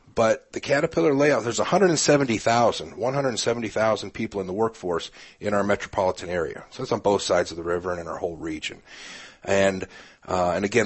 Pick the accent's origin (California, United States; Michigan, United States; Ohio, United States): Ohio, United States; Canton; moved away as an adult; also born or lived in Wooster, Ohio; now in Peoria, United States; I'm originally from Canton, Ohio, home of the Pro Football Hall of Fame